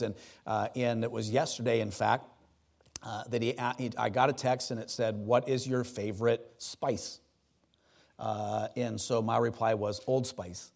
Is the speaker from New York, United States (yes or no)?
no; Wisconsin, United States; I grew up in Wisconsin on Lake Superior